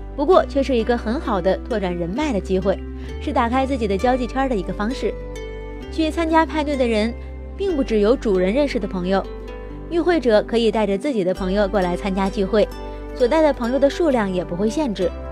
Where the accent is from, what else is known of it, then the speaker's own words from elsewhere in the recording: China; 我们中国人也会去开 party。